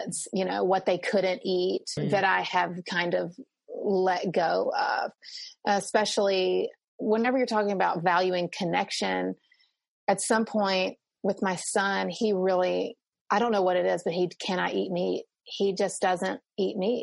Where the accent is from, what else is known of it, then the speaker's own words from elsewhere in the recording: the South, United States; I'm Southerner, so we say ma'am and sir